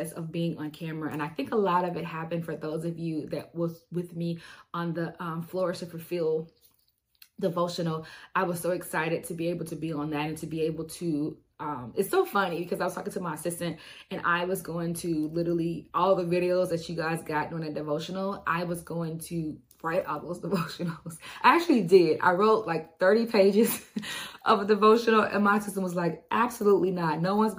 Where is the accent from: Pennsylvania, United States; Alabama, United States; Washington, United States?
Alabama, United States; I am born and raised in Alabama